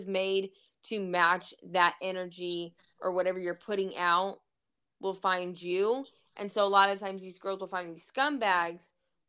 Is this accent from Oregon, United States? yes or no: no; Fort Bragg, North Carolina, United States; born there; Well, I was born in Fort Bragg, North Carolina.